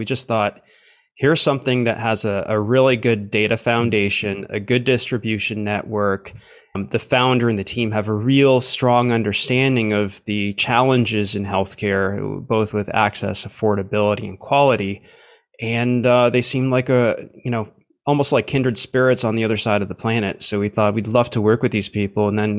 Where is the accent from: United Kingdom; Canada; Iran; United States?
Canada; also born or lived in Romania / South Korea; Born in Romania, but grew up for most of my life in Canada.